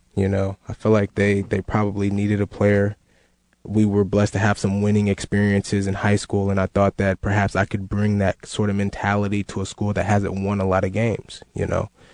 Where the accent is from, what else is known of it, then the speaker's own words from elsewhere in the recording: Northern California, United States; I was in Northern California, my close to my hometown there